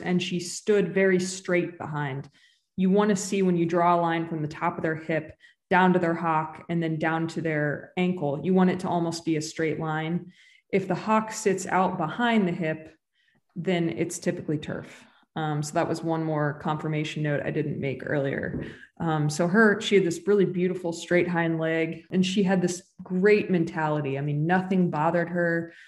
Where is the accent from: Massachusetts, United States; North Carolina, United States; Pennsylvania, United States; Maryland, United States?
Maryland, United States; Bethesda; moved away as an adult; also born or lived in California; I grew up in Bethesda